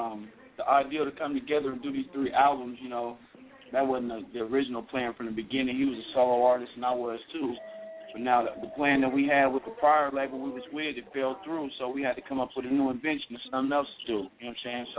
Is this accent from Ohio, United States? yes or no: no; Oakland, California, United States; we from all over California, bro. We just live in the 209 right now. I'm originally from East Oakland.